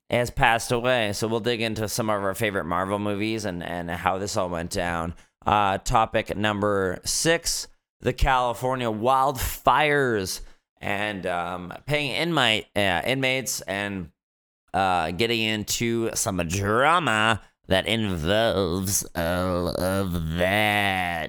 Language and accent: English; Fort McMurray, Alberta, Canada; now in Vancouver, Canada; growing up in Fort Mac